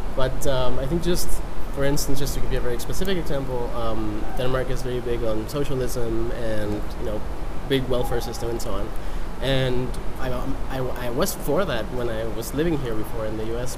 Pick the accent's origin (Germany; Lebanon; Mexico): Mexico; moved away; I'm from Mexico